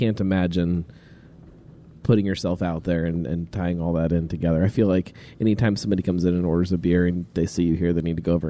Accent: Fairfield, Ohio, United States; I grew up in Fairfield, 100%.

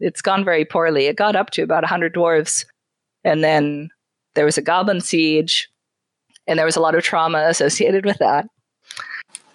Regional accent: Canada; I'm from Canada

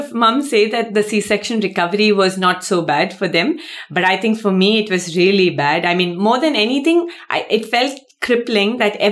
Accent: India; moved away as an adult; now in Netherlands; I am from India. Gaurav and I have been in the Netherlands now for close to 5 years

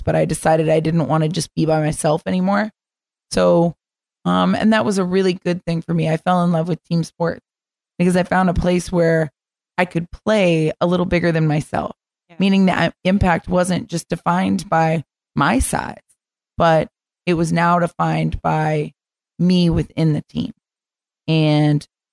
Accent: Florida, United States; moved away as an adult; I'm from Florida

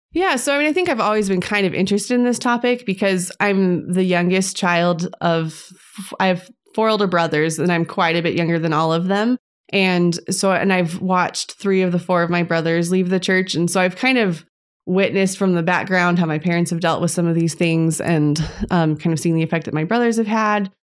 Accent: Las Vegas, Nevada, United States; now in Tucson, United States; I'm originally from Las Vegas, and I'm now living in Tucson, Arizona

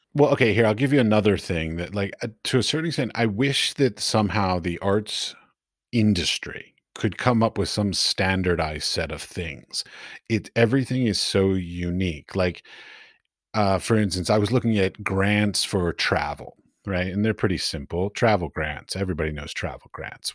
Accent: United States; moved away as an adult; also born or lived in Middle East; now in Prague, Czech Republic; I'm from the United States

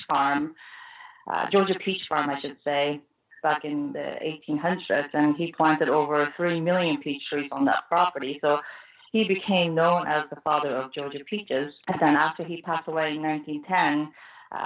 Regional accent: Japan; now in United States; I was actually born and raised in Japan, but I've been in this country longer than I have lived in Japan

